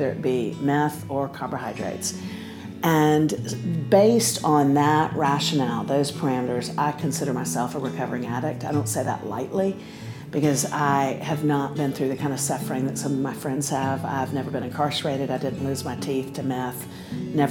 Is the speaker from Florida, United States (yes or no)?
yes; Central Florida, United States; I grew up in Central Florida